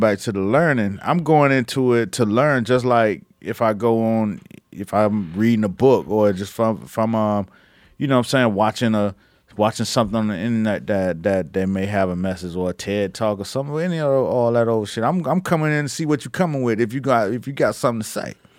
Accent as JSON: {"language": "English", "country": "United States", "tie": "born or raised there", "said": "I grew up Muslim in America"}